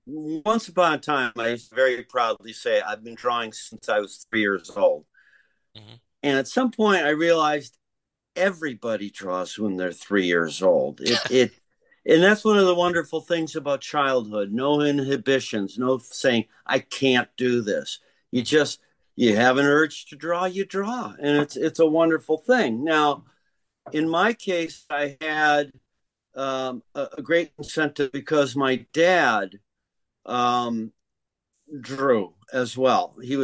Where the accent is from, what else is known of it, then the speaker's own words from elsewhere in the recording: Detroit, Michigan, United States; now in New York, United States; All three of us are originally from Detroit.